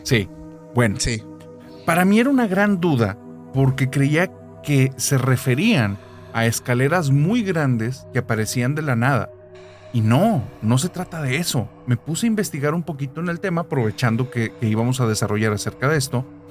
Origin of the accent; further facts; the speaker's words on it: Monterrey, Nuevo León, Mexico; yo soy de Monterrey